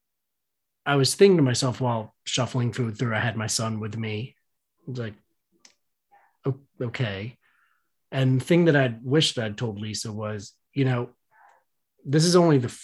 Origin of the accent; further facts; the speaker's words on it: Northeast, United States; we're from the Northeast